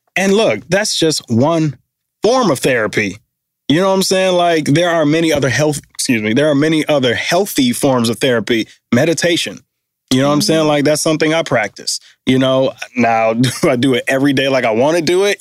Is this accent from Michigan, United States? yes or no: yes; Detroit, Michigan, United States; moved away; we grew up um, in downtown Detroit, both went to Cass, born in the same hospital